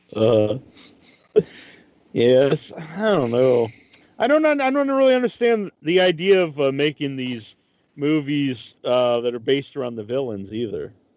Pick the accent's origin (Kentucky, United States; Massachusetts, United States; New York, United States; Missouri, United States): Massachusetts, United States; I'm from uh, from Massachusetts